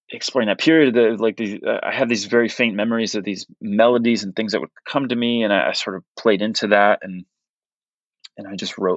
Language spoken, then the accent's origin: English; Portugal; English is a second language; when I was when I was really young and and growing up in Portugal and you know kind of I kind of alluded to this like where I didn't have access to music